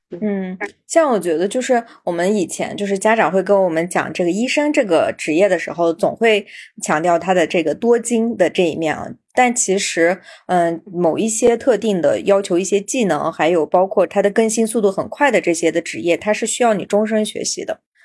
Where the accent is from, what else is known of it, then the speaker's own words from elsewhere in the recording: Xinjiang, China; moved away; 作为新疆人，我们在内地生活的时候